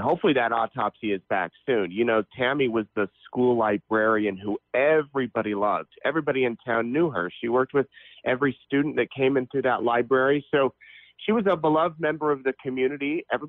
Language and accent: English; Salt Lake City, Utah, United States; now in Idaho, United States; I grew up near Salt Lake City.